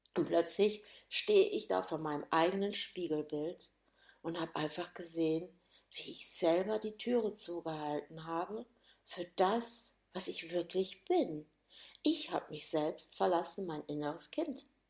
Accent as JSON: {"language": "German", "town": "Gönnern", "region": "Hesse", "country": "Germany", "tie": "born or raised there", "also_born_or_lived": "Hannover, Lower Saxony", "said": "bin dann nach Gönnern, heißt übrigens dieser Ort, wo ich herkomme"}